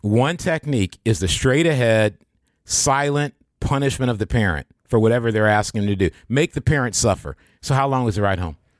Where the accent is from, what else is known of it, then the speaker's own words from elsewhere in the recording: Michigan, United States; also born or lived in Kansas; I was born in Kansas. I didn't grow, I grew up in Michigan